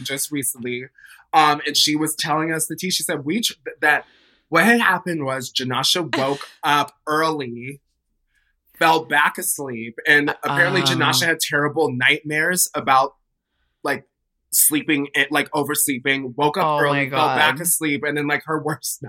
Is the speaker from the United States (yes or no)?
yes; Midwest, United States; I'm from the Midwest, so I don't really pronounce my T's that well